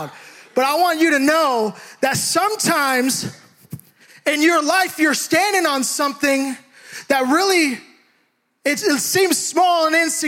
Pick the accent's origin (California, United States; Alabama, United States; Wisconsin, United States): California, United States; Hayward; We grew up in Hayward